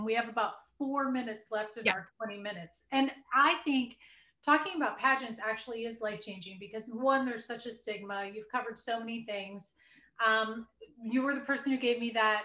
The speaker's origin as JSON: {"language": "English", "region": "Iowa", "country": "United States", "tie": "born or raised there", "said": "I was raised in Iowa where I went to the University of Iowa."}